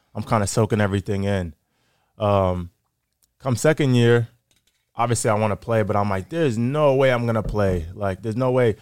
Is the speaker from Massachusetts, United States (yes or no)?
yes; Framingham, Massachusetts, United States; also born or lived in Grafton, Massachusetts; I grew up in Framingham, Massachusetts